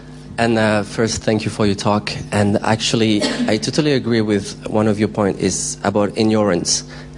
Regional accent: France; now in London, United Kingdom; I grew up in France, basically.

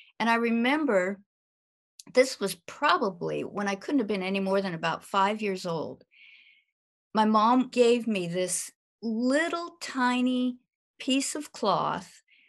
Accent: San Francisco, California, United States; born there; now in Virginia, United States; I was born in San Francisco, California. And right now we're living in Virginia.

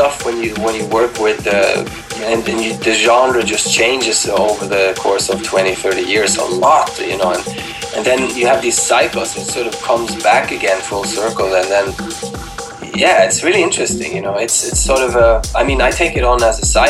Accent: Sweden; But I grew up in Sweden

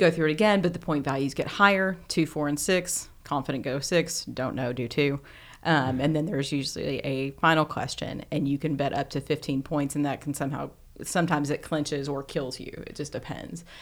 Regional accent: Glasgow, Kentucky, United States; in my hometown of Glasgow. Yes, in Glasgow.

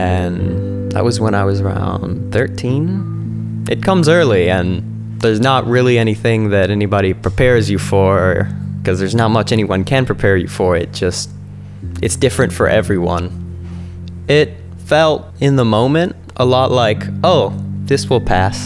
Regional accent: San Juan, Puerto Rico; I'm 17 and I'm from San Juan, Puerto Rico

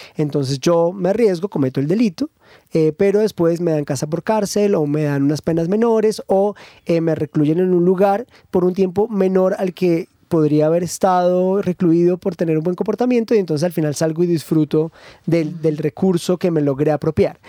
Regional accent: Colombia; Los colombianos

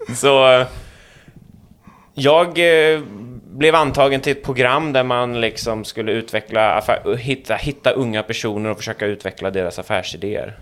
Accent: Småland, Sweden; jag är smålänning

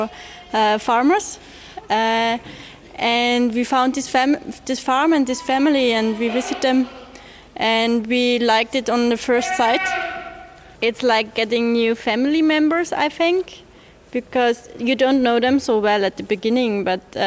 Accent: Upper Austria, Austria; I'm from Upper Austria

